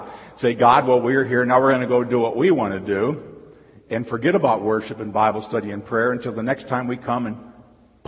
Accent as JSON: {"language": "English", "region": "Nebraska", "country": "United States", "tie": "born or raised there", "said": "I grew up in Nebraska"}